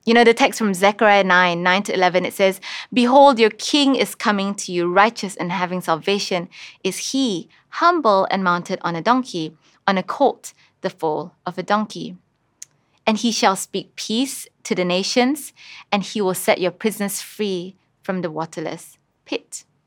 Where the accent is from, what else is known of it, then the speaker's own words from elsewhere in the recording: Kuching, Sarawak, Malaysia; I grew up in Kuching